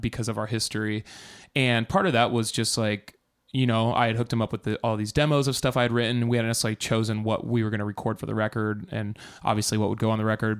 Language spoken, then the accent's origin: English; Iowa, United States; I'm from Iowa